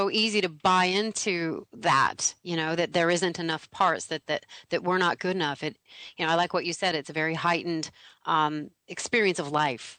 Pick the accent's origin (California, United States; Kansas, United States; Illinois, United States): Kansas, United States; Hutchinson; moved away; I personally came from a small town in Kansas to L.A. to be an actress.